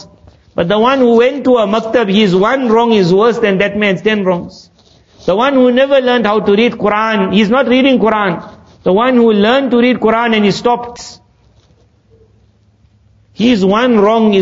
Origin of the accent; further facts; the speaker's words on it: South Africa; When we grew up in South Africa